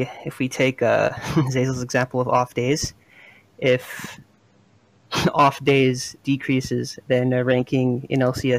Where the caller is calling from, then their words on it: Montreal, Quebec, Canada; I'm calling from Montreal, Quebec.